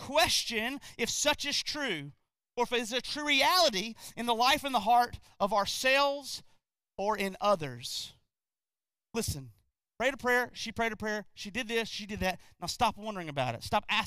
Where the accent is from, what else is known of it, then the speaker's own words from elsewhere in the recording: North Carolina, United States; also born or lived in Gastonia, North Carolina; I'm from North Carolina too. I actually used to live in a place called Gastonia